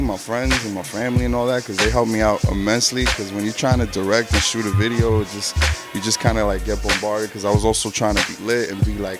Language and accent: English; New York City, New York, United States; Born and raised in Queens, New York.